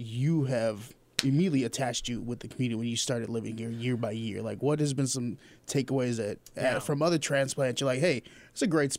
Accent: Chicago, Illinois, United States; moved away as an adult; now in Peoria, United States; I'm born and raised in Chicago.

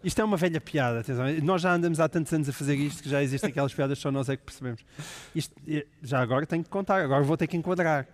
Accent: Alentejo, Portugal; moved away as an adult; now in Lisbon, Portugal; Uma vez alentejano, nunca deixamos de ser

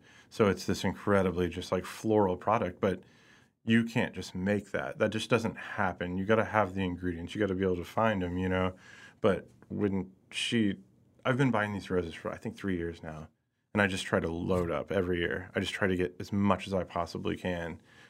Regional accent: Lee's Summit, Missouri, United States; also born or lived in Hutchinson, Kansas / Pleasant Hill, Missouri / Kansas City; I did grow up in Lee Summit

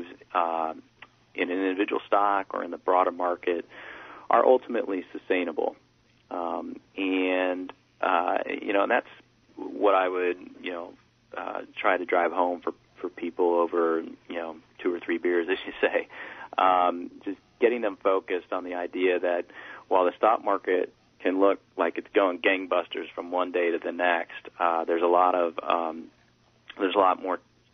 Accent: United States; being an American

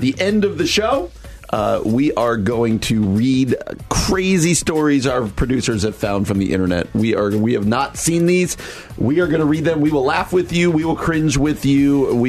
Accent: New Jersey, United States; I grew up in the town of New Jersey.

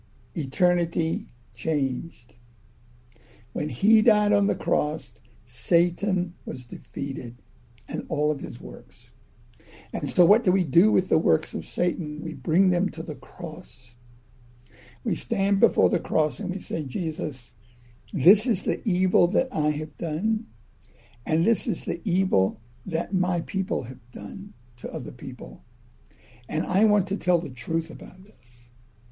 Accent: Virginia, United States; I'm a Southerner. I was born and raised in Virginia

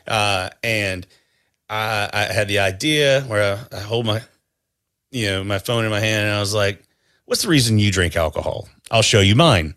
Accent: North Carolina, United States; I grew up in North Carolina

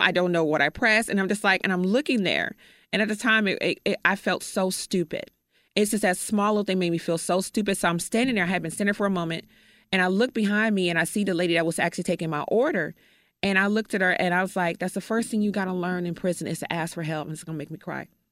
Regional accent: Chicago, Illinois, United States; moved away; I am from Chicago. I have no family here whatsoever

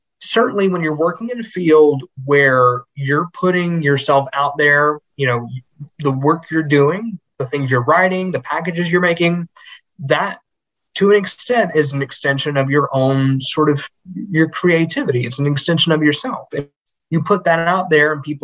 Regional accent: Georgia, United States; now in Lexington, United States; growing up in Georgia

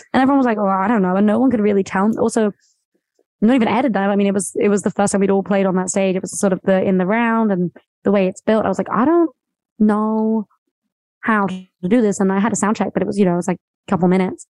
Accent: near Brighton, West Sussex, South East England, United Kingdom; I'm from like a really small town near Brighton, which is on the coast

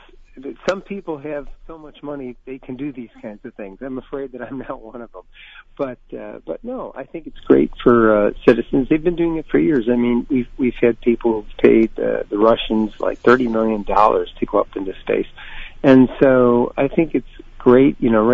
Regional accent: Lockport, New York, United States; moved away as an adult; I'm very proud of coming from Lockport. I think it's a wonderful community.

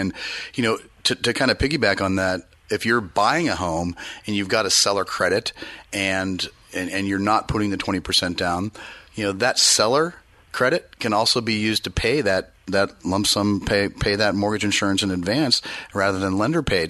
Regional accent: East Bay, Bay Area, California, United States; now in Sacramento region, United States; I grew up in the Bay Area in the East Bay

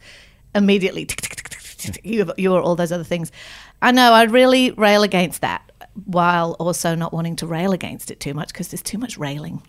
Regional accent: Manchester, North West England, United Kingdom; now in Australia; I'm originally from England, grew up in Manchester.

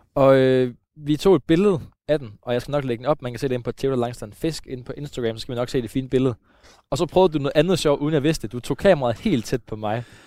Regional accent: Søhøjlandet, Central Denmark Region, Denmark; omkring, hvor jeg er vokset op. Øh, vi er i Søhøjlandet et sted på en af de tusind søer, der er herude

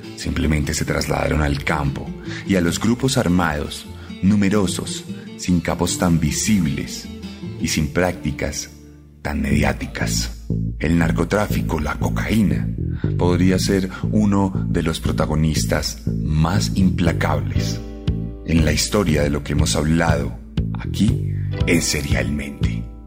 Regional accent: Colombia

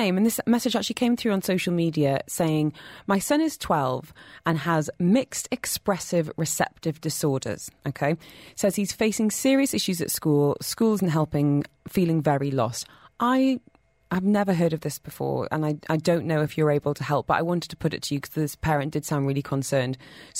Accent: North East England, United Kingdom; accent: northeast; now in Dubai, United Arab Emirates; if you hear my northeast accent going up by about 40%, it's because we're basically neighbours back home.

